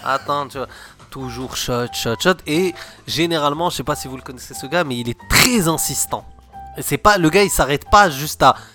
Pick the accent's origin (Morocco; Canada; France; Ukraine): Morocco; Casablanca, Casablanca-Settat; moved away; j'ai grandi au Maroc, donc à l'époque, on était à Casablanca.